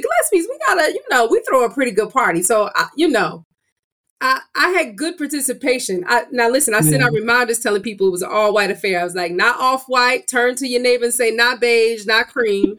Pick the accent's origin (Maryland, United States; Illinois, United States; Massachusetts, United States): Illinois, United States; we're both from Illinois